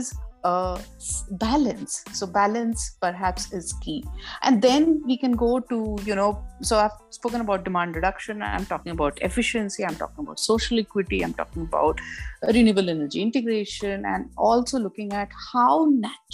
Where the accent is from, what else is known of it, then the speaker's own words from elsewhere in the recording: Nagpur, Maharashtra, India; I came back to my hometown. I actually joined National Environmental Engineering Research Institute